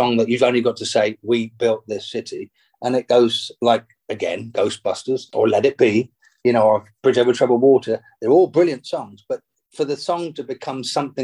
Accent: England, United Kingdom; my mum and I grew up in England

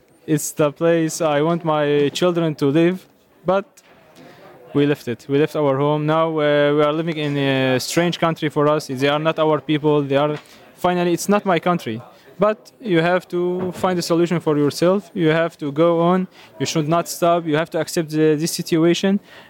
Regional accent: Syria; English is a second language; And whenever I think about Syria, I feel sad, because this is my home country. I wonder when I'm going to go back.

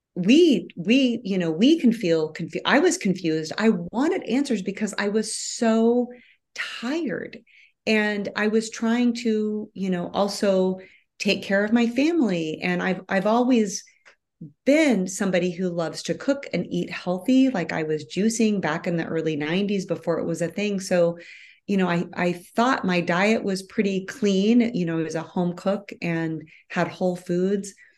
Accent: Midwest, United States; moved away as an adult; I was born and raised in the Midwest

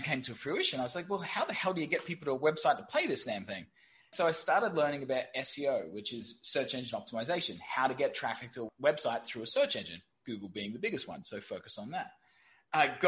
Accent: Brisbane, Queensland, Australia; moved away as an adult; also born or lived in London / Saigon, Vietnam; now in Ho Chi Minh City, Vietnam; I'm from Brisbane, Australia. Don't actually live there anymore

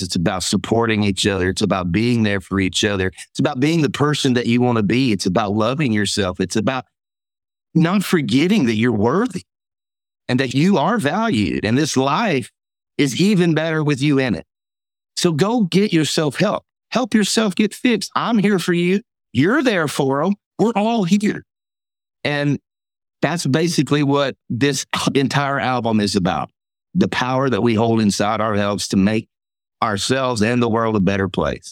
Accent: Mississippi, United States; I'm from Mississippi.

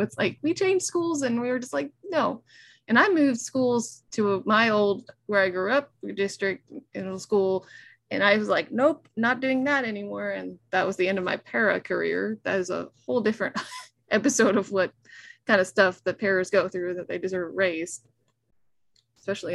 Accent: Nashville, Tennessee, United States; I was raised in Nashville, being a city person.

